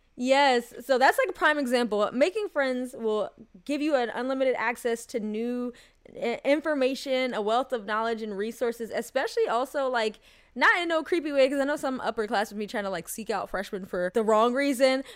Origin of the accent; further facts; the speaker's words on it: United States; even though I grew up in America and I do consider myself, like, Black American as well, I did have, uh, you know, a Jamaican upbringing